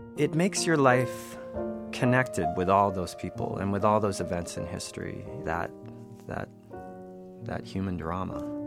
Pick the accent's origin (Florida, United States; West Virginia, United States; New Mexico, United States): New Mexico, United States; Albuquerque; now in New York, United States; I grew up in Albuquerque